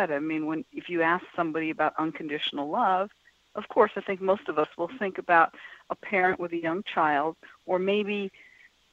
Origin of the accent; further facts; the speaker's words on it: New York City, New York, United States; moved away as an adult; also born or lived in Boston; I was born and raised in New York City, and here I am living in Boston